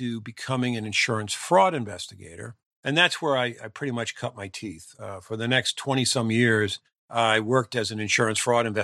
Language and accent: English; small town outside of Philadelphia, Pennsylvania, United States; returned to my hometown.